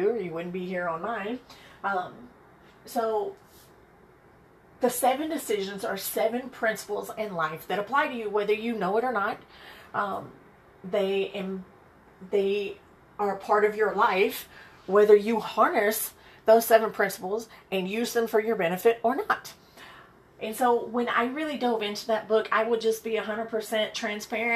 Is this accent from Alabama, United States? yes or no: yes; Birmingham, Alabama, United States; moved away as an adult; also born or lived in Chicago Heights, Illinois / Atlanta, Georgia; now in San Diego, United States; I am originally from Birmingham, Alabama